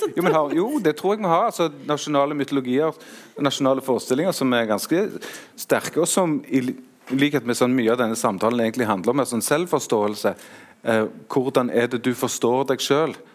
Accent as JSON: {"language": "Norwegian", "town": "Stavanger", "region": "Rogaland", "country": "Norway", "said": "jeg kommer fra Stavanger."}